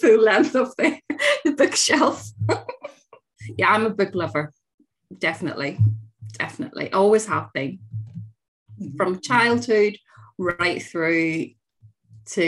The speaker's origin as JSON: {"language": "English", "region": "Northern Ireland", "country": "United Kingdom", "tie": "born or raised there", "said": "I grew up in Northern Ireland at the height of the Troubles"}